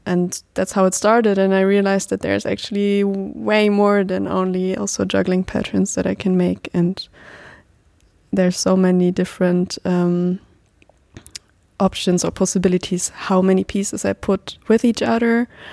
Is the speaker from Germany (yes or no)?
yes; Germany; I'm twenty-five years old now and I'm from Germany.